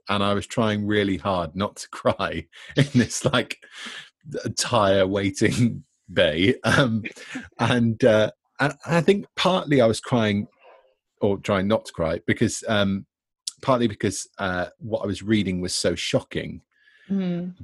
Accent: Devon, South West England, United Kingdom; now in Bristol, United Kingdom; I'm from Devon

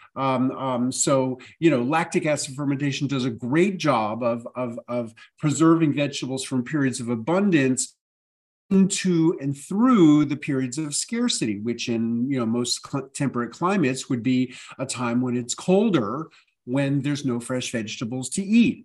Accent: New York City, New York, United States; I grew up in New York City

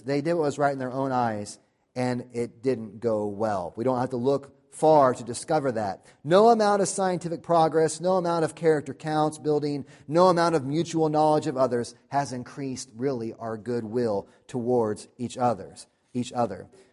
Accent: United States; We're American

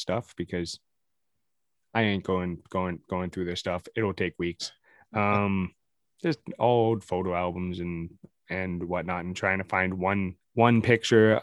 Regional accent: Welland, Ontario, Canada; I was born in Welland on Ontario

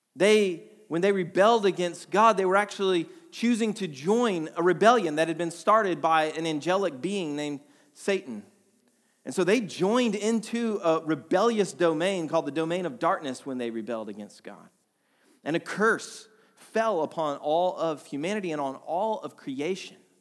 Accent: Atlanta, Georgia, United States; moved away as an adult; also born or lived in Vermont; we're from Atlanta originally. We moved to Vermont back in two thousand twelve

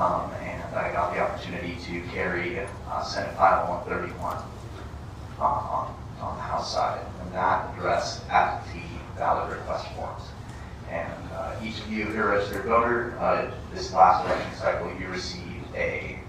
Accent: Cheyenne, Wyoming, United States; I'm from Cheyenne, Wyoming.

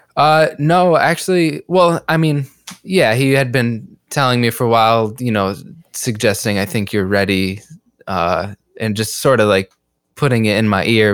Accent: Hartford, Connecticut, United States; moved away as an adult; also born or lived in Brooklyn, New York; now in New York City, United States; I've been in New York for about three years, uh, and I come from Hartford, Connecticut.

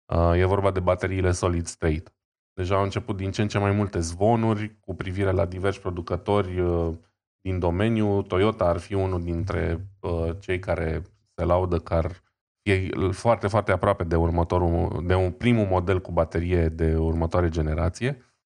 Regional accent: Brașov, Brașov County, Romania; noi suntem din Brașov

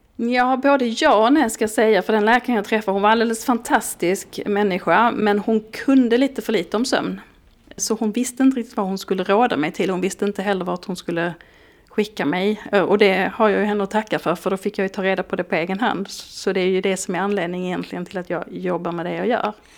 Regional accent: Skåne, Sweden; moved away; jag som är skåning

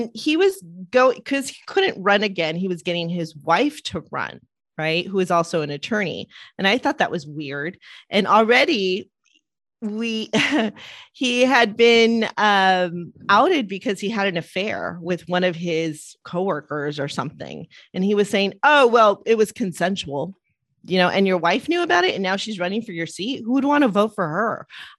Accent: Los Angeles, California, United States; I grew up in Eagle Rock. So it's District 14.

